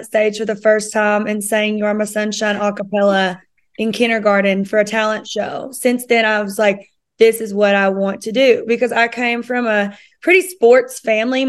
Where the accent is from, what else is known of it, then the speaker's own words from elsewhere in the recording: Pine Top, Kentucky, United States; now in Nashville, United States; I'm from a small town in southeastern Kentucky called Pine Top. It's a one-stop flat town. And I always grew up loving music